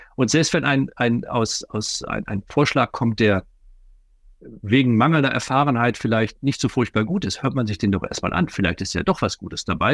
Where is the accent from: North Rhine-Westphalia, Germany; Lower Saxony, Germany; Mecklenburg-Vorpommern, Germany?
North Rhine-Westphalia, Germany; Ruhr area; bei uns im Ruhrgebiet